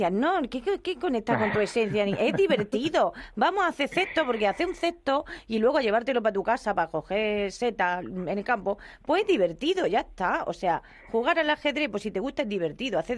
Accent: Extremadura, Spain

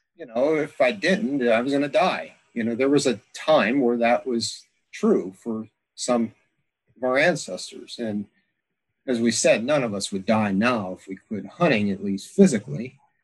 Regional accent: Pennsylvania, United States; now in Alaska, United States; growing up in Pennsylvania

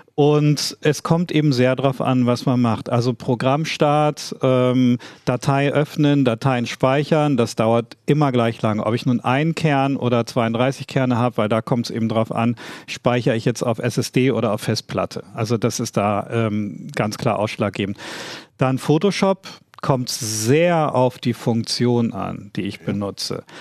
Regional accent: East Frisia, Lower Saxony, Germany; dass ich Ostfriese bin

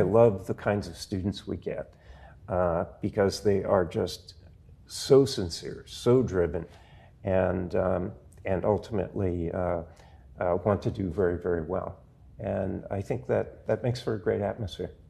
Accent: Providence, Rhode Island, United States; I grew up in Providence

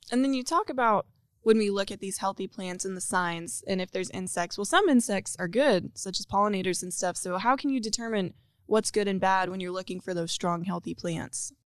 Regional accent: Western Oklahoma, United States; I'm from Western Oklahoma and we have about twenty acres

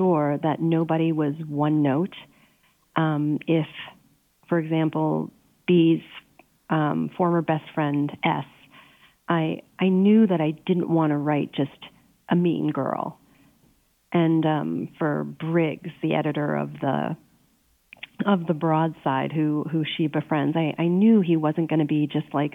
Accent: Pennsylvania, United States; moved away; I grew up in Pennsylvania.

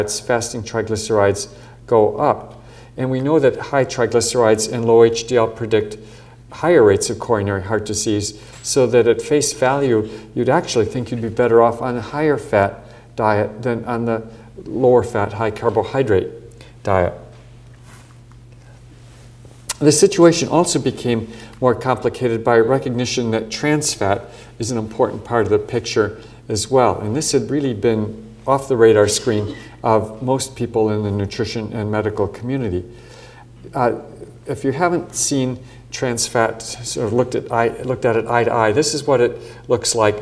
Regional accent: Midwest, United States; growing up in the Midwest in the United States

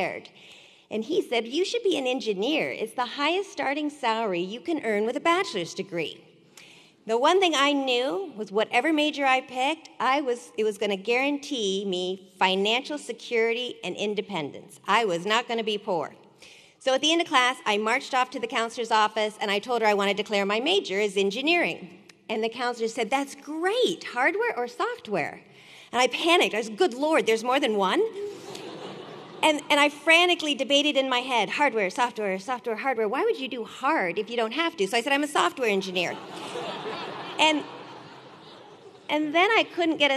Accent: Sacramento, California, United States; I grew up in Sacramento, just down the road

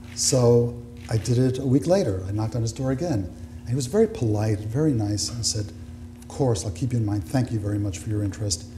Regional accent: United States; I was born in the United States.

